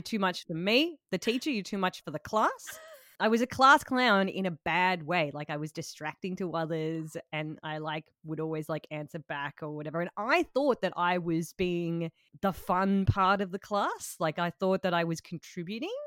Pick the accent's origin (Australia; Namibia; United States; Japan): Australia; Tasmania; I am from Tasmania